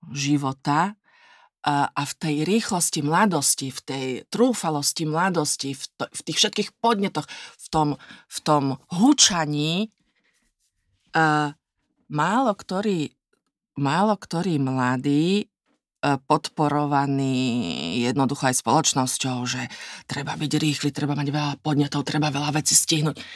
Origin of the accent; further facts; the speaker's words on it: Nitra, Nitra Region, Slovakia; moved away as an adult; also born or lived in Bratislava; now in Vienna, Austria; ja som sa narodila v Nitre